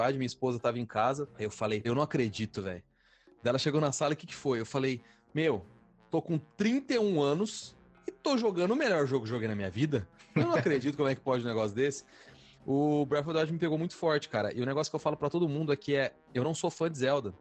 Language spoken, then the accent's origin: Portuguese; Londrina, Paraná, Brazil; moved away as an adult; já faz cinco anos, cara, que eu saí de Londrina e tudo, e isso não cai a ficha. Na minha cabeça, eu ainda tô lá, morando com a minha mãe, na padaria